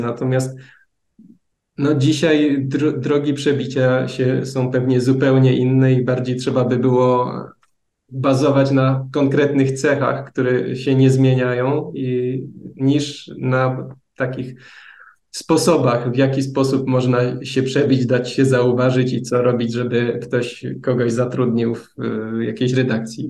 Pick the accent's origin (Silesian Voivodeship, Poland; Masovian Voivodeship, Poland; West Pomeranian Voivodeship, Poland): Silesian Voivodeship, Poland; Bielsko-Biała; pochodzę z Bielska